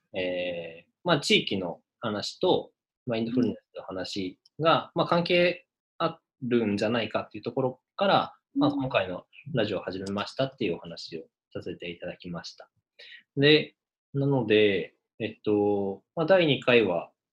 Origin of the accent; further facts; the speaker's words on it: Saitama, Japan; moved away; 出身が埼玉県で